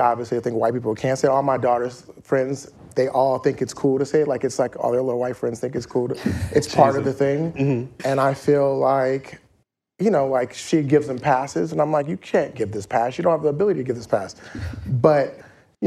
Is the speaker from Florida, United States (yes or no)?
no; Inglewood, California, United States; growing up in Inglewood